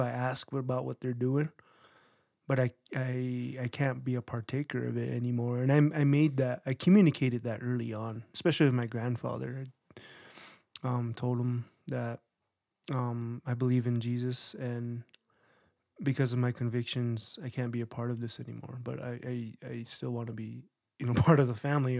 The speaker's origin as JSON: {"language": "English", "area": "San Juan Pueblo", "region": "New Mexico", "country": "United States", "tie": "born or raised there", "also_born_or_lived": "Las Vegas, Nevada / Navajo Nation", "moved": "as an adult", "said": "I was born in Las Vegas, Nevada. Born in sin, you know. and then um, when I was about ten or eleven, we moved to San Juan Pueblo, and I was there till I was uh, around eighteen"}